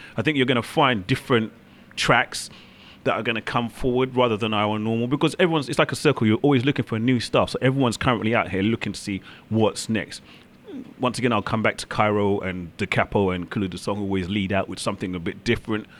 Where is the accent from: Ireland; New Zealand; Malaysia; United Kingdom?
United Kingdom; London; I'm from London, UK.